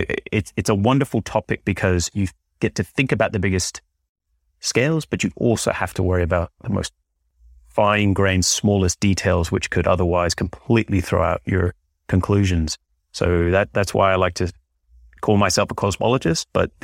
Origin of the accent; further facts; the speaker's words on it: Northern Ireland, United Kingdom; Well, I grew up in Northern Ireland, which maybe, I don't know how obvious that is from my accent these days